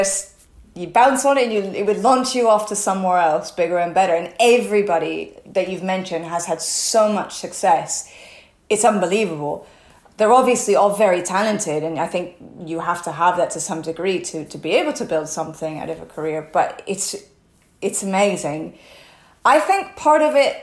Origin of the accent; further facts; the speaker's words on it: United States; first language English; moved away as an adult; now in Spain; I'm American, native in English